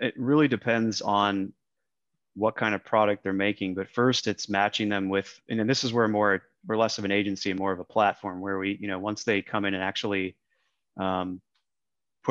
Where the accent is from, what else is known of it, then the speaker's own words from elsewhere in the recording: Minneapolis, Minnesota, United States; moved away as an adult; now in Austin, United States; I grew up in Minneapolis originally.